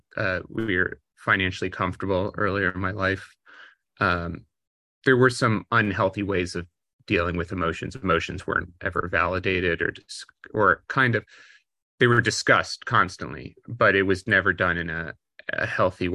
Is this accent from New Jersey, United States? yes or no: yes; Maplewood, New Jersey, United States; also born or lived in New York; I was born in New York, but grew up in a suburb of New York, in New Jersey, called Maplewood, New Jersey